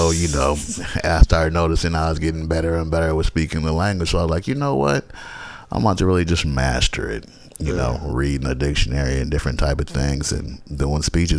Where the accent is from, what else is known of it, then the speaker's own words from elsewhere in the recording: Berkeley, California, United States; also born or lived in Georgetown, Guyana; I'm from Guyana, South America. You know what I'm saying? And I was raised in Berkeley. Most of my life I have lived in different places, but the Bay is where I'm from, what I know.